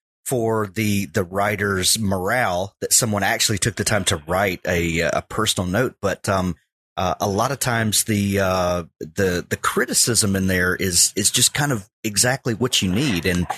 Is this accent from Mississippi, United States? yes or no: yes; rural Mississippi, United States; growing up in rural Mississippi